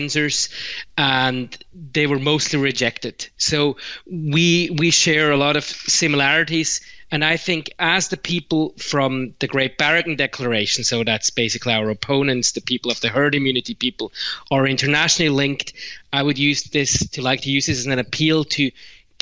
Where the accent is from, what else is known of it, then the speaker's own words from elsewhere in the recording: Switzerland; I'm from Switzerland